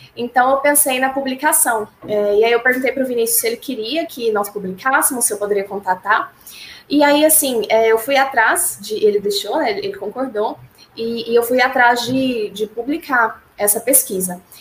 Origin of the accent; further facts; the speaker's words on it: Goiânia, Goiás, Brazil; sou de Goiânia